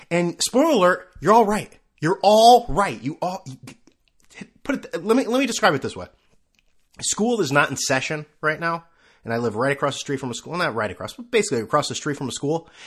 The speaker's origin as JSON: {"language": "English", "country": "China", "said": "I mean, yeah, I came from China, and historically, if we want to call it"}